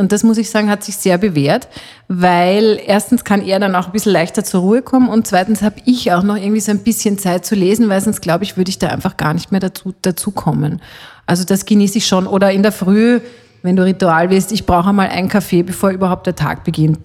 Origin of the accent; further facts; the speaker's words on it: Austria; also born or lived in Switzerland (half Swiss) / Salzburger Land; bei uns in Österreich